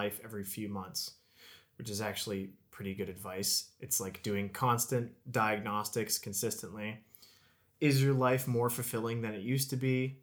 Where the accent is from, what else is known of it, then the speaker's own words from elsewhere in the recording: Canada; a lot of the people in my hometown were on CERB